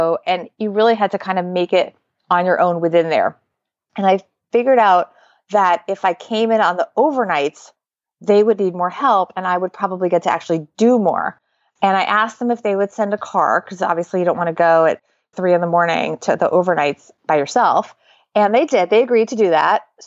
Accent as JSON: {"language": "English", "region": "suburban New Jersey", "country": "United States", "tie": "born or raised there", "also_born_or_lived": "New York City", "said": "I was born in New York City, but I really grew up in suburban New Jersey"}